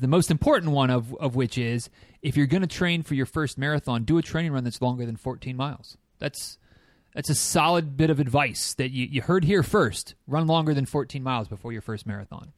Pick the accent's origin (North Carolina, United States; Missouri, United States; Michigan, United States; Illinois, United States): Michigan, United States; now in Florida, United States; I am a native Michigander